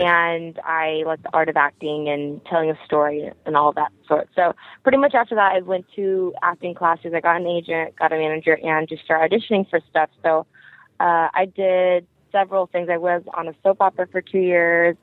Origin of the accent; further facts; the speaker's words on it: Riverside, California, United States; i am from Riverside, California, so it's like two hours away